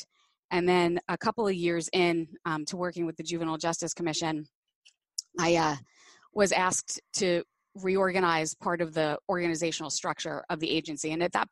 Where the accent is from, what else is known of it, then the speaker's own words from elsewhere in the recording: New Jersey, United States; also born or lived in New York City; So I was born in New York City and moved to New Jersey when with my family when I was four, and grew up pretty much a Jersey girl.